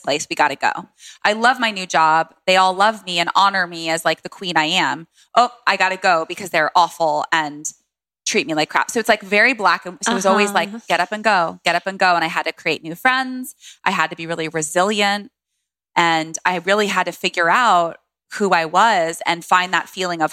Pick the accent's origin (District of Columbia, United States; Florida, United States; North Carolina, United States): District of Columbia, United States; Washington; I grew up in DC. I was born at a home birth. My mom had me at home in DC with a midwife